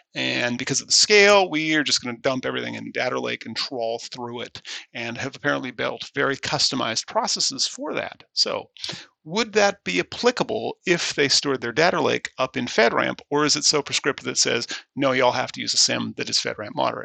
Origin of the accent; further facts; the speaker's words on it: Scotland, United Kingdom; I am Scottish